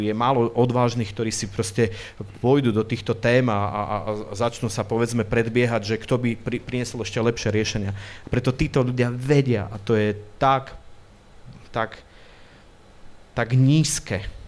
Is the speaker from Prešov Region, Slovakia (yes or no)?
yes; Prešov, Prešov Region, Slovakia; ja doma v Prešove sa vždy dobre cítim